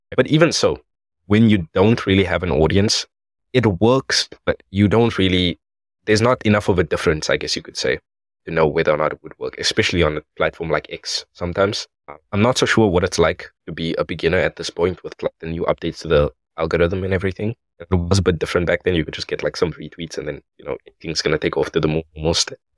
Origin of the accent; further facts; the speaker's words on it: South Africa; I am from South Africa